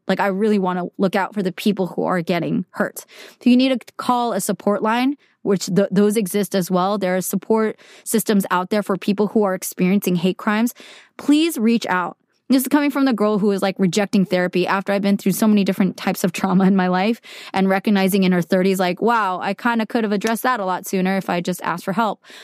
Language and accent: English; United States; I'm Korean American